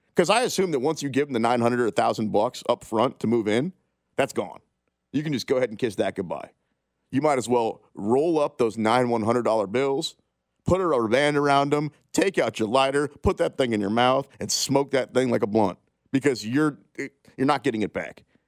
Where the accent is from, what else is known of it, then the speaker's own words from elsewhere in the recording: Kansas City, Kansas, United States; I'm from Kansas City, right? Like I've lived here most of my life. Blue Valley Northwest High School